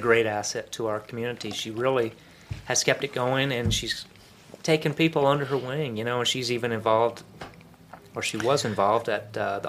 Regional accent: Brookings, South Dakota, United States; also born or lived in Dallas, Texas / Minnesota; now in Gainesville, United States; I grew up in South Dakota, but I'm from Dallas.

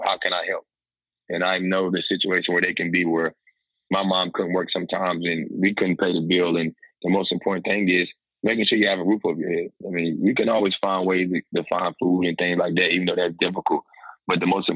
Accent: Raleigh, North Carolina, United States; moved away as an adult; now in Washington, DC, United States; North Carolina in my hometown in Raleigh

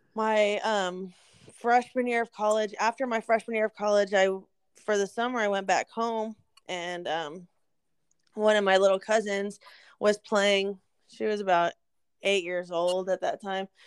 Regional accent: Eagle Pass, Texas, United States; now in San Antonio, United States; I'm from Eagle Pass, Texas

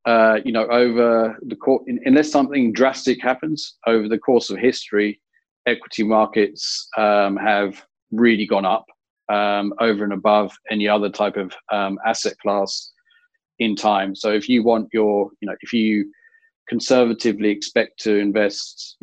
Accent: England, United Kingdom; now in Australia; being English

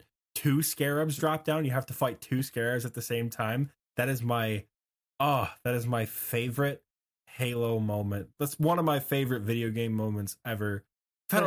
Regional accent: Michigan, United States; in my home state in Michigan

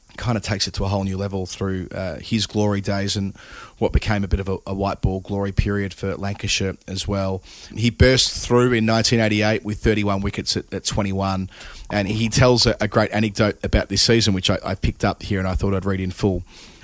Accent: Pakistan; I come from Pakistani culture.

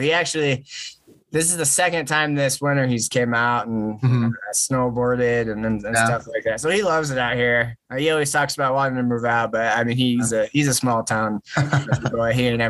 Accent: Glenwood, Iowa, United States; moved away as an adult; also born or lived in Ames, Iowa / La Crosse, Wisconsin; now in Denver, United States; I'm from Glenwood.

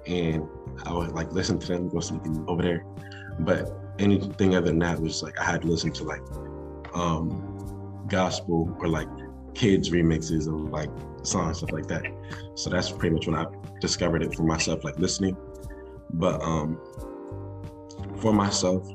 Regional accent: New Jersey, United States; I'm a rapper from New Jersey, South Jersey specifically.

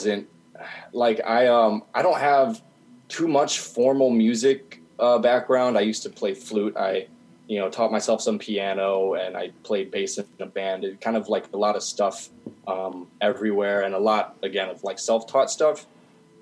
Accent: Dubuque, Iowa, United States; now in Iowa City, United States; I'm from Dubuque, Iowa, and as far as local music scene there's not really anything

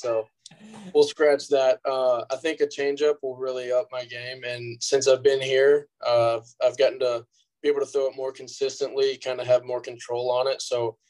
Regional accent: Houston, Texas, United States; But my hometown team, obviously, for life, has always been the Astros.

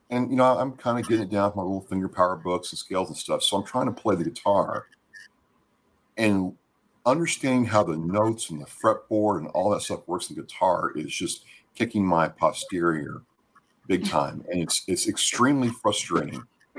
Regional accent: Minnesota, United States; And it's like, oh yeah, we're from Minnesota. We're from, you know, all around.

